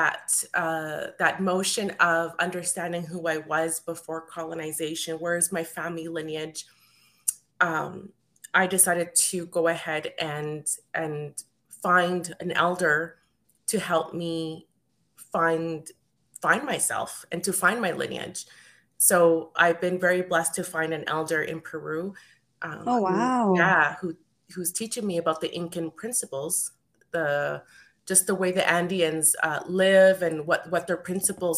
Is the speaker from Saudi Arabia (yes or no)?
no; Edmonton, Alberta, Canada; I wasn't born in South America. I was born here in Edmonton, Alberta, but because I'm first generation Canadian